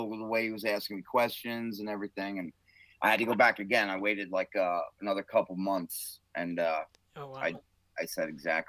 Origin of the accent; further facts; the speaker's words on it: New York City, New York, United States; I'm from New York, Brooklyn. I've lived all over New York, though.